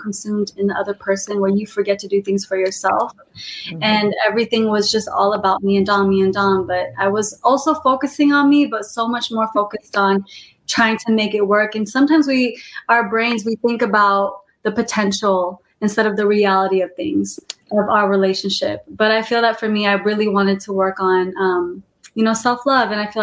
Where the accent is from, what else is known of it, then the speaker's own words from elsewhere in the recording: Modesto, California, United States; now in Los Angeles, United States; I'm from Modesto, California. It's a small city. And I was in a Christian school